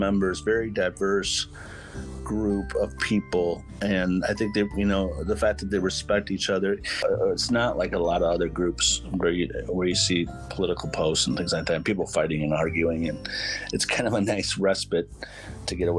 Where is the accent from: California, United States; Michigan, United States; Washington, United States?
Michigan, United States; Hillsdale; moved away as an adult; now in Kalamazoo, United States; I live in Kalamazoo, Michigan, but born and raised in Hillsdale